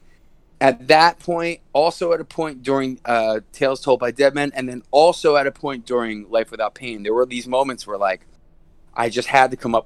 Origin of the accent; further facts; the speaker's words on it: outside Philadelphia, Pennsylvania, United States; moved away; also born or lived in New Brunswick, New Jersey; I was a Philly kid before I moved to New Brunswick. I grew up 20 minutes outside Philly.